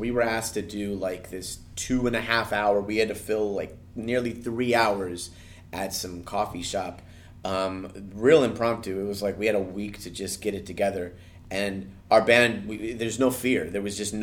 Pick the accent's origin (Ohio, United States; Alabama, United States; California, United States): California, United States; Anaheim; it's in Anaheim, it's my hometown, it's within walking distance